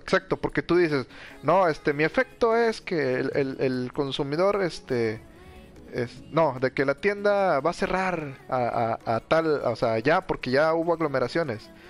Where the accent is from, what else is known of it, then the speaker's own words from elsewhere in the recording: Mexico; cómo somos los mexicanos